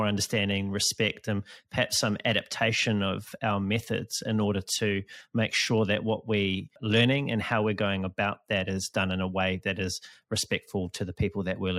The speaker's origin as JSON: {"language": "English", "country": "New Zealand", "said": "I'm a New Zealander"}